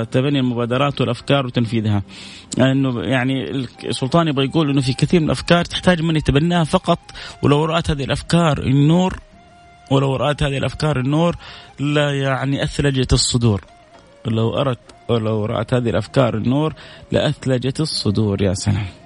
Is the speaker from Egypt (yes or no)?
no; Saudi Arabia; والله والله انا متاكد مش انا بس نفس كثير زيي يعني مننا كسعوديين خاصة